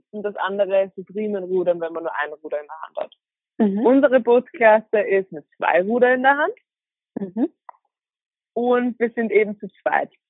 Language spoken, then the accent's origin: German; Vienna, Austria; ich wohne in Wien, komme auch aus Wien, also ich bin in Wien geboren, meine Familie wohnt in Wien.